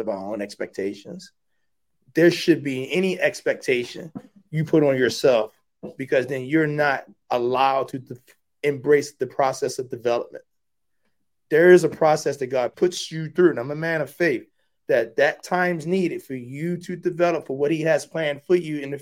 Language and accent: English; Baltimore, Maryland, United States; I'm a kid from West Baltimore